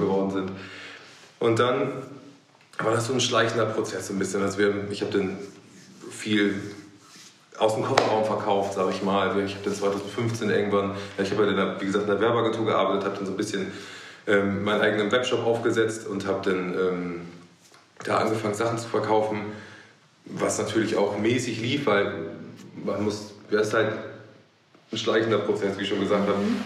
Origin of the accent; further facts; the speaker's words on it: Hamburg, Germany; bin äh, geborener Hamburger